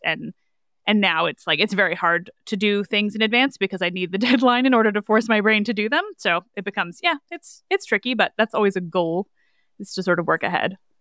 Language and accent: English; Canada; I am Canadian